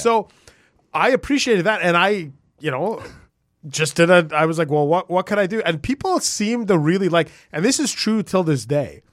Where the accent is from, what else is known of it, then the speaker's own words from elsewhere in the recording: Vancouver, British Columbia, Canada; moved away; I grew up in Vancouver